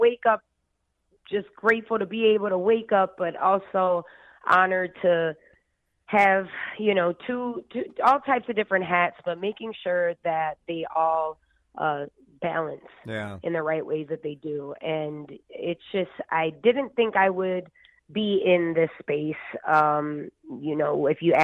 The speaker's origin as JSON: {"language": "English", "region": "Minnesota", "country": "United States", "said": "my role as a Minnesotan"}